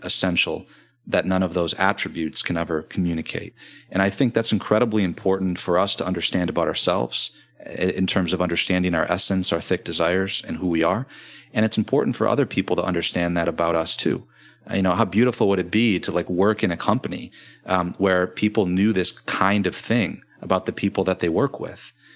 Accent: Grand Rapids, Michigan, United States; I'm from Grand Rapids, Michigan

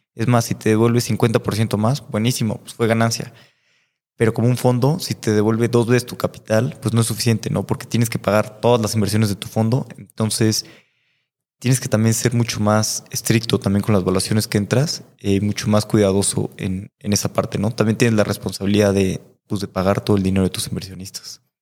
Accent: Mexico; como mexicanos

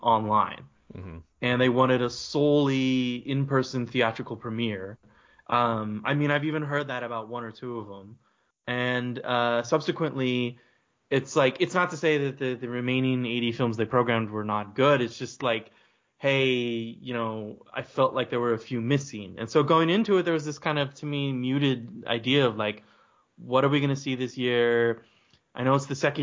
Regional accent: United States; an American kid who grew up watching American indie films

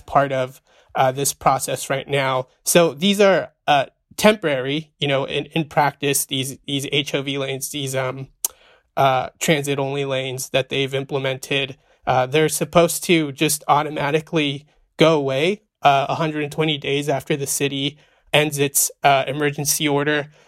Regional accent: Central Valley, California, United States; also born or lived in Arizona; I was born in the Central Valley, raised in the Central Valley

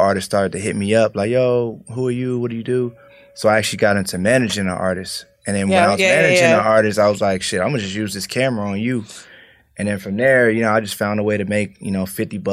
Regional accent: Prince George's County, Maryland, United States; moved away; also born or lived in Atlanta; I'm from Maryland originally, PG County.

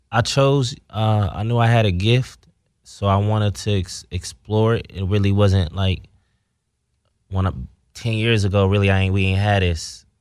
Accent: Ohio, United States; I'm from Ohio where it's segregated

